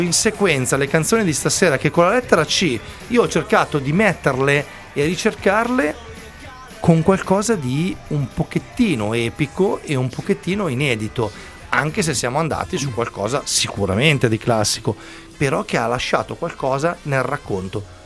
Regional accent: Milan, Lombardy, Italy; da buon milanese

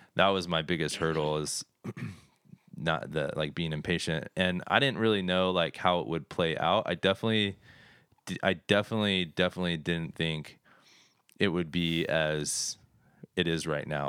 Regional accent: Phoenix, Arizona, United States; I was born and raised in Phoenix

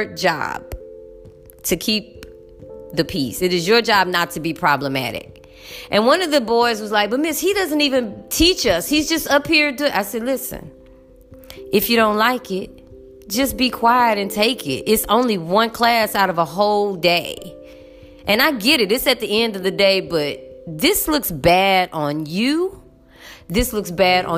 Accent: United States; I'm as American as they come. I am as American as apple motherfucking pie

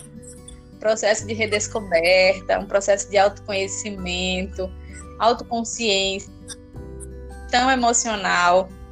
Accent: Alagoas, Brazil; also born or lived in Rio de Janeiro; Mas muito nova eu vim pro, pro, pra Alagoas. Então, atualmente eu moro no interior de Alagoas. E acho que minha vida inteira foi aqui.

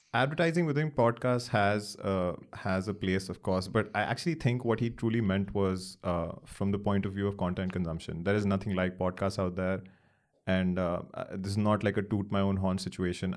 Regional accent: Delhi, India; also born or lived in Chennai; born and raised in Delhi

